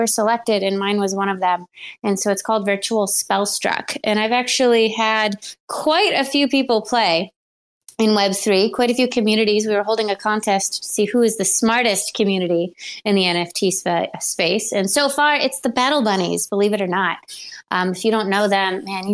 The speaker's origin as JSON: {"language": "English", "town": "Buffalo", "region": "New York", "country": "United States", "said": "I'm from Buffalo"}